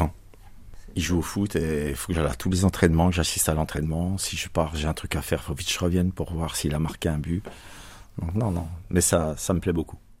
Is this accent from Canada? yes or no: no; Bourgogne-Franche-Comté, France; now in Marseille, France; Ah non, moi je suis franco-suisse. Je viens de la région de Franche-Comté.